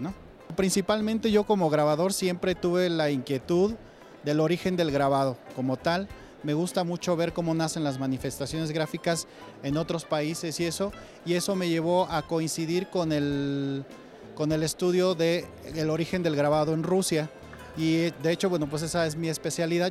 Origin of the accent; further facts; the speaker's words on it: Mexico; mi estilo como mexicano